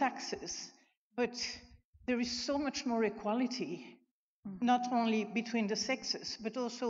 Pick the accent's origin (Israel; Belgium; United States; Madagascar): Belgium; moved away as an adult; now in Australia; I was born and bred in Belgium, which is a little country between France and the Netherlands. And I came here at 35.